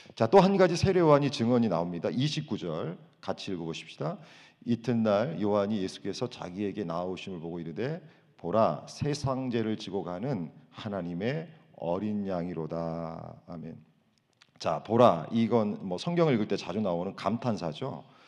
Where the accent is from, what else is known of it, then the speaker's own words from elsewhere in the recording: South Korea; moved away as an adult; now in United States; 한국에서 우리가 생활할 때